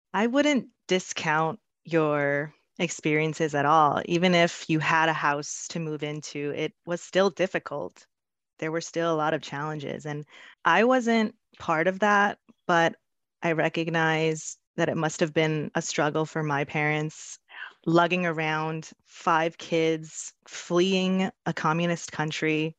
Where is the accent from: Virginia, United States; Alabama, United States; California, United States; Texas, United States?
California, United States; Los Angeles; the only one to be born in America, specifically Lincoln Heights, one of the oldest neighborhoods in Los Angeles, California